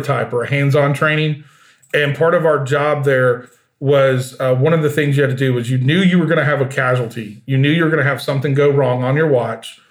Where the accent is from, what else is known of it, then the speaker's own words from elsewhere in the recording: Georgia, United States; moved away as an adult; I grew up in Georgia.